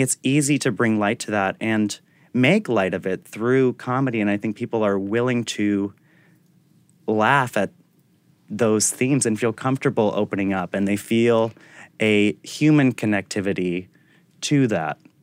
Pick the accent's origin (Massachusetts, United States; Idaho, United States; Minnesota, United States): Massachusetts, United States; Attleboro; also born or lived in Providence, Rhode Island / San Francisco; now in New York, United States; I was born in Providence at mm-hmm. Women and Infants Hospital, but I grew up in Attleboro, Massachusetts